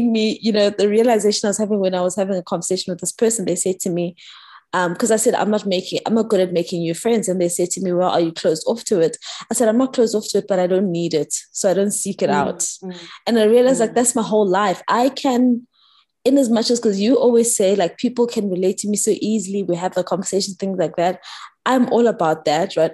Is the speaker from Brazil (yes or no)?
no; Pretoria, Gauteng, South Africa; moved away as an adult; also born or lived in Johannesburg / Bloemfontein / Sydney; I grew up in Pretoria. Yes, I went to school in Johannesburg. I've lived in different, you know, I lived in Bloem, I lived in Sydney, all those things, and I've come back